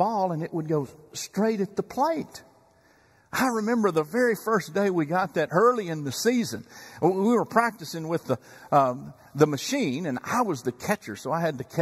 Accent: Chandler, Texas, United States; moved away as an adult; now in Dallas-Fort Worth, United States; I remember being a bat boy before Little League in Chandler, Texas, back in my hometown.

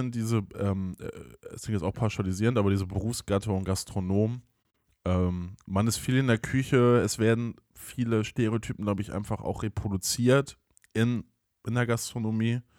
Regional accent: Cologne, North Rhine-Westphalia, Germany; Also Düsseldorf hat die schöneren Häuser, sagt man ja, als Kölner.

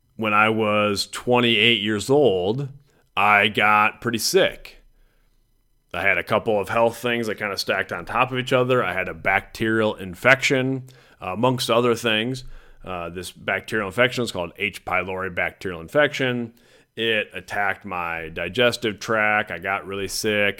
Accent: Mason City, Iowa, United States; I grew up in Mason City, Iowa. That's where I was born.

